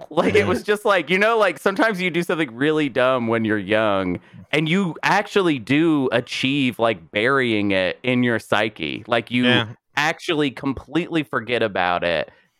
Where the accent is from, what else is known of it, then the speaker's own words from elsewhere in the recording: Arkansas, United States; I am actually from Arkansas